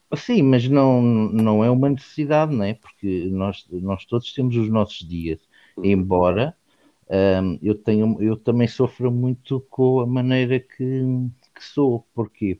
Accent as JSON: {"language": "Portuguese", "country": "Portugal", "tie": "born or raised there", "said": "eu nasci em Portugal"}